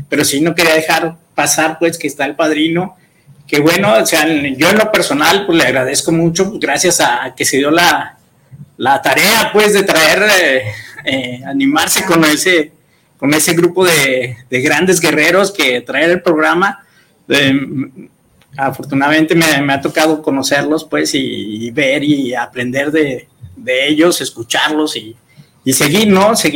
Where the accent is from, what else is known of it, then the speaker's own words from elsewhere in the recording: Guadalajara, Jalisco, Mexico; Y más en Guadalajara, ¿no? Somos una, una ciudad completamente, somos mexicanos y guadalupanos